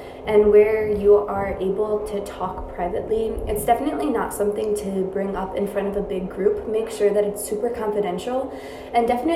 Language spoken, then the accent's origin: English; New York, United States; I'm from New York